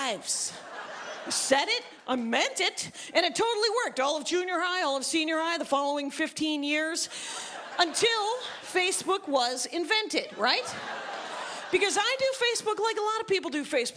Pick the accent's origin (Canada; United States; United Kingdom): United States; Wisconsin; I am from Wisconsin.